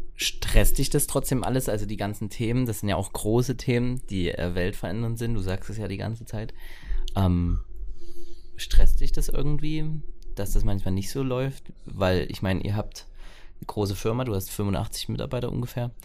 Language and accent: German; Ore Mountains, Saxony, Germany; hier bei uns im Erzgebirge